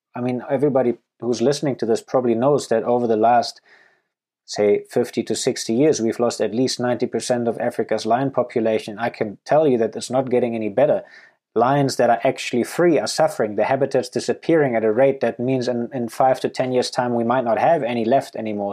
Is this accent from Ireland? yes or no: no; Germany; moved away as an adult; also born or lived in Namibia / Canada; now in Botswana; I grew up and went to school in Germany